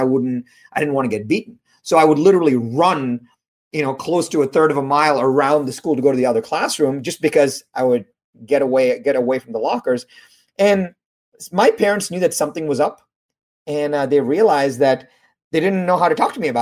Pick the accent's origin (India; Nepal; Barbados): India; I was born in India